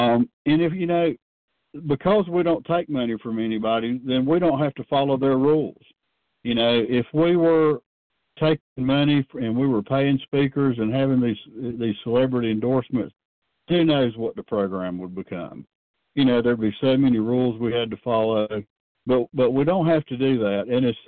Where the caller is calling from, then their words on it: North Carolina, United States; I'm a compulsive overeater, and I'm calling from North Carolina.